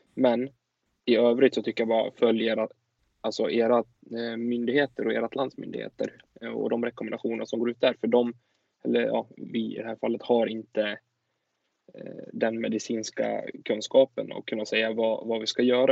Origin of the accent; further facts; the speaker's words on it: Sweden; vi som åtminstone svenskar